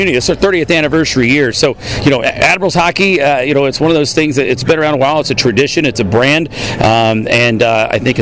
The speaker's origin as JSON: {"language": "English", "town": "Virginia Beach", "region": "Virginia", "country": "United States", "tie": "born or raised there", "said": "this is my hometown. I grew up in Virginia Beach"}